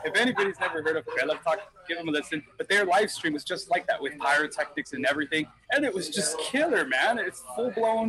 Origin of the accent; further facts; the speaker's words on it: Texas, United States; I'm from Texas and the band, we were all from Texas